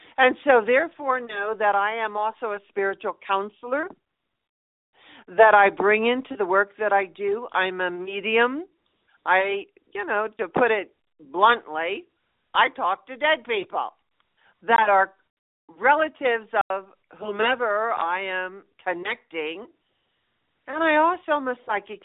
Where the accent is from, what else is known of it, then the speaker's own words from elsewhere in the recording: Colorado, United States; here in my hometown in Colorado.